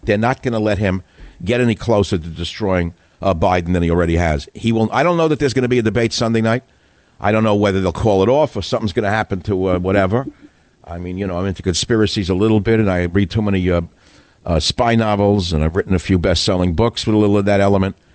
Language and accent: English; New York City, New York, United States; We're both from Queens